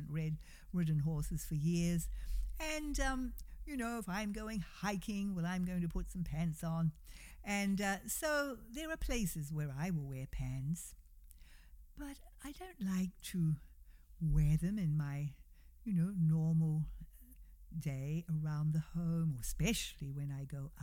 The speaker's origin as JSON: {"language": "English", "country": "New Zealand", "moved": "yes", "lives_now": "United States", "said": "we, come from New Zealand, and we would go back frequently to see family"}